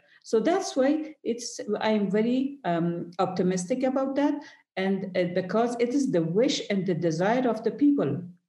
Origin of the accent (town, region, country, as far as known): Afghanistan